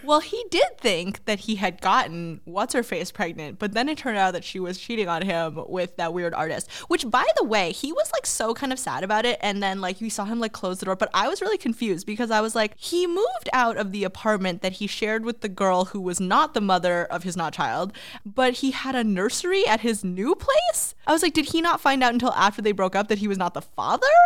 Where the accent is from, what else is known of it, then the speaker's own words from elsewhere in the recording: Boston, Massachusetts, United States; we are from Boston